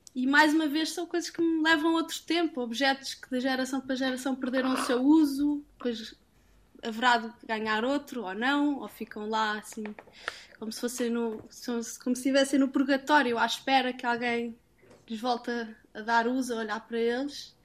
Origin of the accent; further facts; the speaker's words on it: Portugal; moved away; also born or lived in London; vim de Londres e, e vim à minha origem, vim procurar o que, é que era único em Portugal